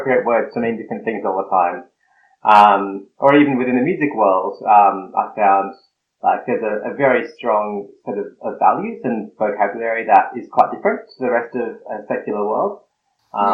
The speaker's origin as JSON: {"language": "English", "area": "Snowy Mountains", "region": "New South Wales", "country": "Australia", "tie": "born or raised there", "said": "I grew up in the country, in the Snowy Mountains, in the cold part of Australia, down south, and I identify as bicultural, so I'm Filipino-Australian."}